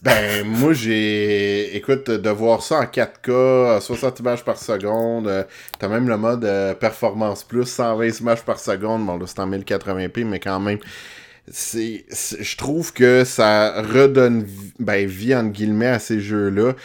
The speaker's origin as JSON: {"language": "French", "town": "Montreal", "region": "Quebec", "country": "Canada", "said": "je suis un petit Montréalais."}